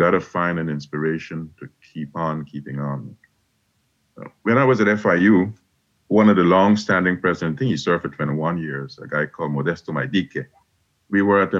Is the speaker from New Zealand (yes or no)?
no; Guyana; now in United States; growing up in Guyana